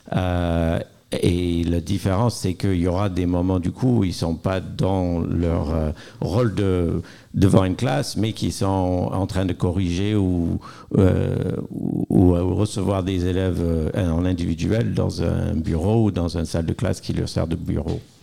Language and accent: French; United States; now in France; je suis américaine, donc j'ai vécu le système scolaire américain